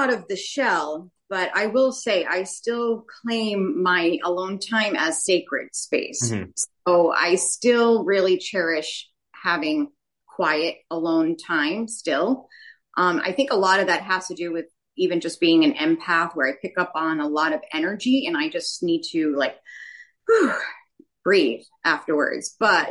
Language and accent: English; Rhode Island, United States; moved away as an adult; now in Florida, United States; Oh, well, I am from Rhode Island. I've lived in many places.